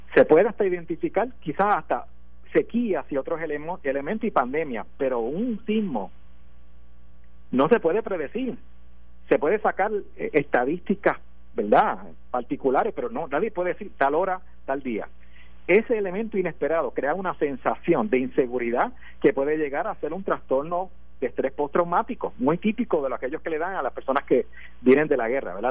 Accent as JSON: {"language": "Spanish", "country": "Puerto Rico", "said": "como puertorriqueño nosotros tenemos un problema aquí"}